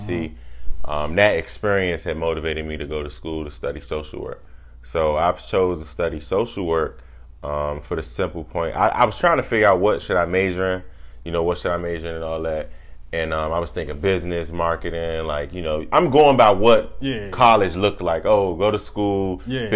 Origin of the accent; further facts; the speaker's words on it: Washington, District of Columbia, United States; Born and raised in Washington, D.C., grew up in between Southeast and Northeast